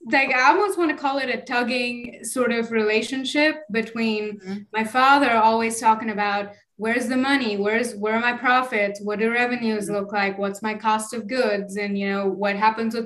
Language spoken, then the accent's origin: English; Bangalore, Karnataka, India; moved away; I grew up in India. It's a small town. It's Bangalore.